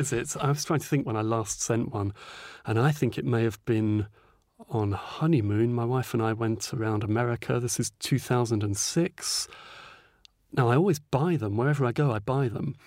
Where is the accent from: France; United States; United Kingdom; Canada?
United Kingdom; North Norfolk, East of England; also born or lived in East London; now in Norwich, United Kingdom; I was born in East London, but we moved up to North Norfolk when I was young